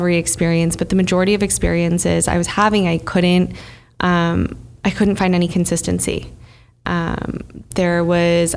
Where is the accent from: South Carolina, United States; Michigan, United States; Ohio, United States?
Michigan, United States; Bloomfield Hills; now in New York, United States; I grew up in Bloomfield Hills, Michigan